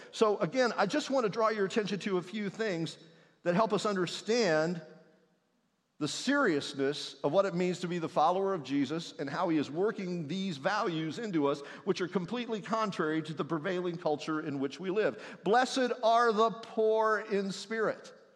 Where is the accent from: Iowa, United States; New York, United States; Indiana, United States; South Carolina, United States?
Indiana, United States; moved away; the one I grew up in in Indiana next to a soybean field